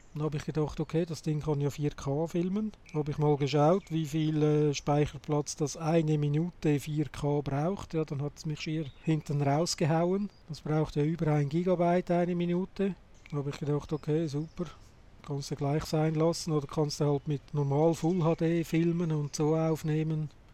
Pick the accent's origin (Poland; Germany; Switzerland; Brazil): Switzerland; bei uns in der Schweiz